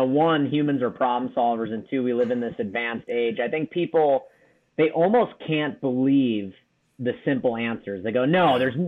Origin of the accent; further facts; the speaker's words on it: Wisconsin, United States; born and raised in Wisconsin, ended up joining the Marine Corps.